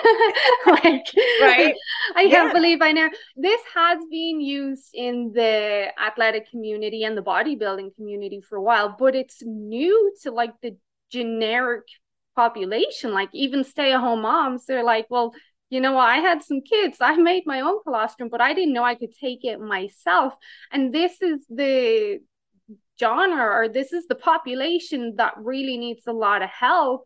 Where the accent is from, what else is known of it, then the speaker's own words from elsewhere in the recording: Ireland; now in Canada; I still am Irish